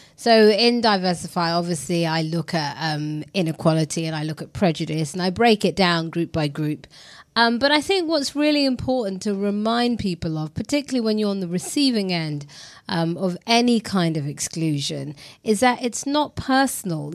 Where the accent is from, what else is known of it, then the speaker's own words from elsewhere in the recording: London, United Kingdom; I was raised in a very multicultural area. I grew up in East London.